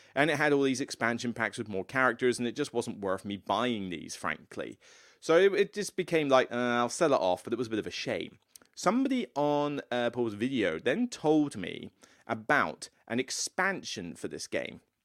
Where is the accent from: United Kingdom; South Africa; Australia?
United Kingdom; Taunton, South West England; moved away; Taunton, where I grew up. my hometown